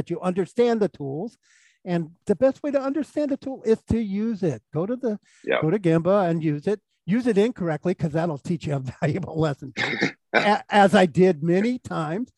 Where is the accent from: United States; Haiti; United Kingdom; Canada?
United States; Silicon Valley, California; I'm from Silicon Valley